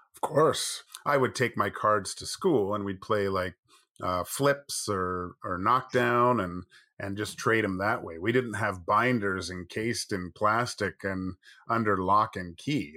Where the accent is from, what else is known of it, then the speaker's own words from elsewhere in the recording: Vancouver, British Columbia, Canada; I grew up in Kits